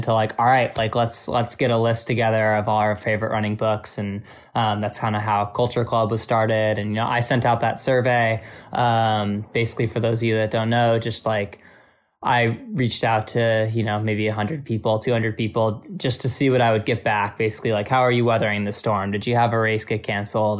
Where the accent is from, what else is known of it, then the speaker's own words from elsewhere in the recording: Albany, New York, United States; moved away; my hometown running store in Albany, New York